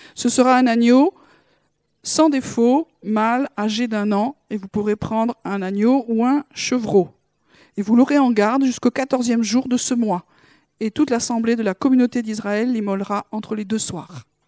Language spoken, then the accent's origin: French; France; en tant que Français